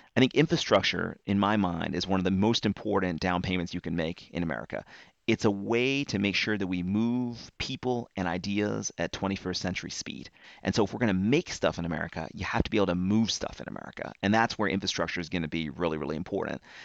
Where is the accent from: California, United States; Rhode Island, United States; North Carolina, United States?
North Carolina, United States; my home state, North Carolina